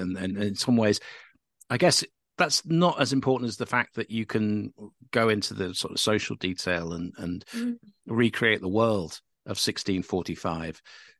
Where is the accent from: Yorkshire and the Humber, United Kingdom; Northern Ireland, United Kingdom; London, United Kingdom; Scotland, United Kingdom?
Northern Ireland, United Kingdom; when we were growing up in Northern Ireland